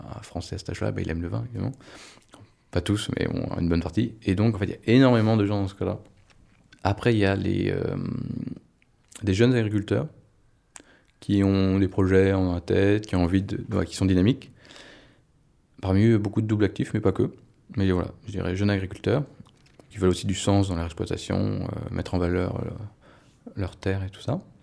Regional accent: France; moved away; je redécouvrais un peu ma région natale

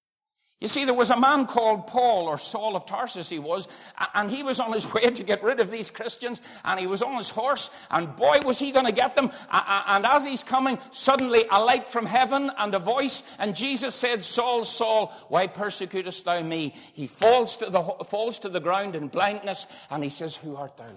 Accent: Dungannon, Northern Ireland, United Kingdom; I was born in Dungannon, I believe, in the hospital

